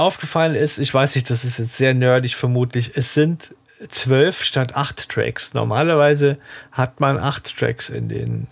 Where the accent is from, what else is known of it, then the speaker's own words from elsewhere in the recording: Southern Germany, Germany; moved away; ich komme ja ursprünglich aus Süddeutschland